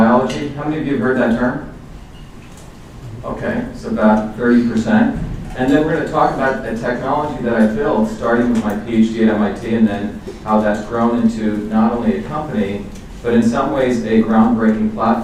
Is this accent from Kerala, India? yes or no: no; Mumbai, Maharashtra, India; moved away; I grew up in India